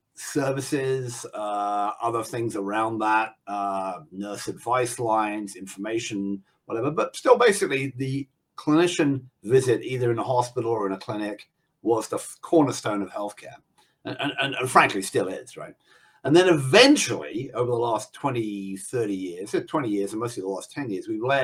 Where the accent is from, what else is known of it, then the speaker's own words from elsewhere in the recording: England, United Kingdom; now in United States; I'm in the US, even though I'm the English guy